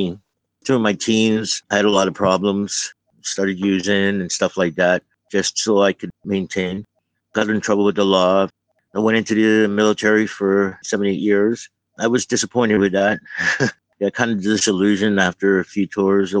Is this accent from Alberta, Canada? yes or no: no; Toronto, Ontario, Canada; now in Vancouver, Canada; I'm from Toronto